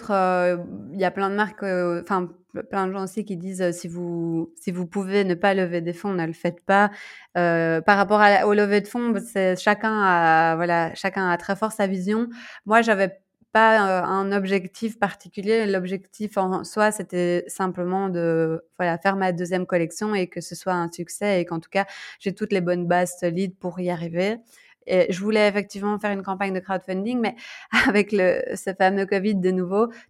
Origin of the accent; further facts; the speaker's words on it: Belgium; moved away as an adult; also born or lived in Bangkok, Thailand; il y a deux ans, quand moi je suis partie de la Belgique, et puis là, quand je suis rentrée